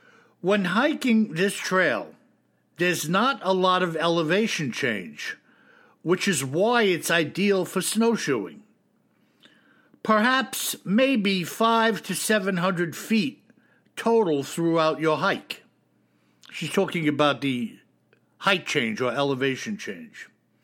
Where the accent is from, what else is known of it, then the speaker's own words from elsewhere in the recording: South Dakota, United States; took place in the Black Hills National Forest in my home state of South Dakota.